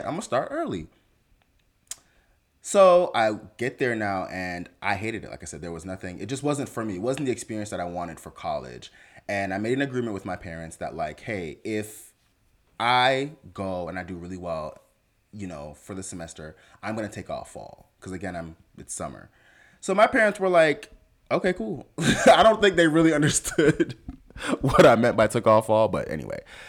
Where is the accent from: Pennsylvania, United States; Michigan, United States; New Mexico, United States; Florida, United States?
Florida, United States; Fort Lauderdale; also born or lived in Jamaica; We came here from Jamaica when I was 6, lived in Fort Lauderdale.